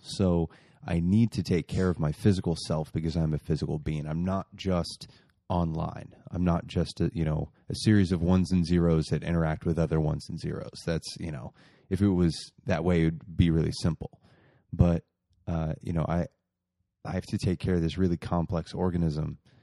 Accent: Muncie, Indiana, United States; moved away; my hometown, Muncie

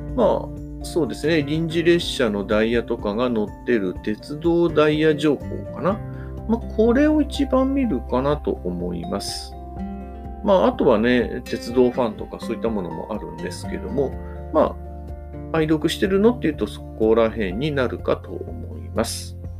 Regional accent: Hamamatsu, Shizuoka, Japan; 私のいる地元の浜松

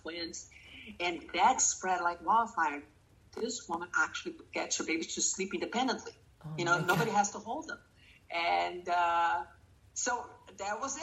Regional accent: Brazil; moved away; I'm from Brazil

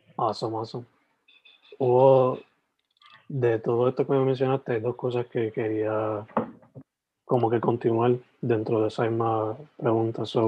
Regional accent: Sabana Grande, Puerto Rico; moved away as an adult; also born or lived in San Germán, Puerto Rico; now in Carolina, Puerto Rico; nacido en San Germán, criado en Sabana Grande. Me tuve que mudar para Carolina because I found a job

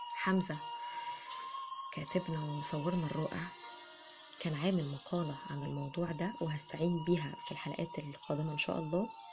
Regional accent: Egypt; عندنا في مصر

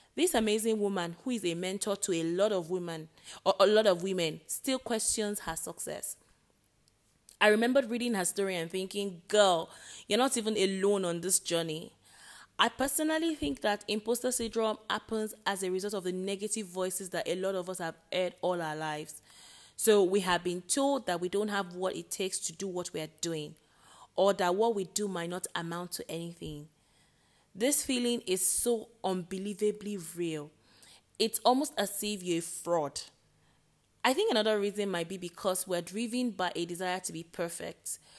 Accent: Nigeria; I am Nigerian

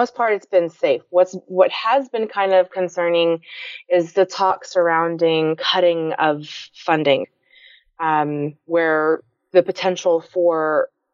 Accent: Dallas, Texas, United States; I was born and raised here in Dallas, Texas

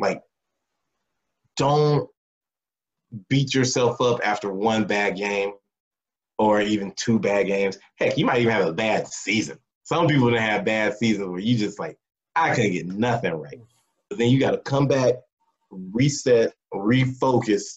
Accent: Texas, United States; growing up in Texas

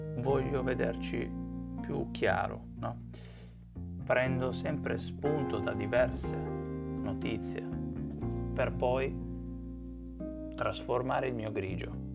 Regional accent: Turin, Piedmont, Italy; sono di Torino

